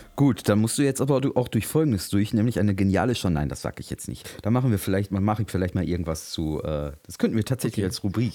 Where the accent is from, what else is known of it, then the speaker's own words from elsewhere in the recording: North Rhine-Westphalia, Germany; now in Berlin, Germany; ich als Westfale